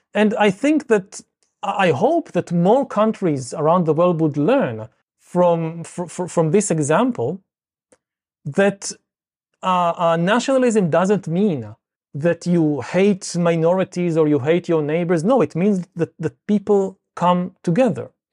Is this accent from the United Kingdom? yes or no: no; Israel; I come from Israel